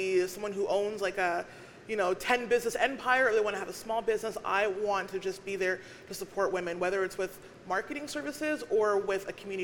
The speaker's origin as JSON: {"language": "English", "town": "Winnipeg", "region": "Manitoba", "country": "Canada", "also_born_or_lived": "Alberta", "said": "I'm from Winnipeg, but I lived in Alberta for a very short time"}